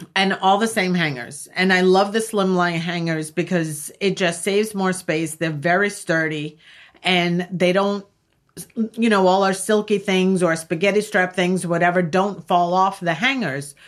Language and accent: English; Long Island, New York, United States; I grew up in Long Island